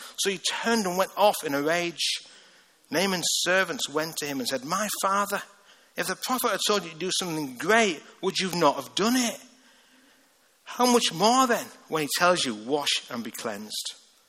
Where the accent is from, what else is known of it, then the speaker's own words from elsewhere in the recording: Liverpool, North West England, United Kingdom; accent: Liverpool; I mean, honestly, even in Liverpool, I've got a rough accent. I can't order a Coke in Liverpool.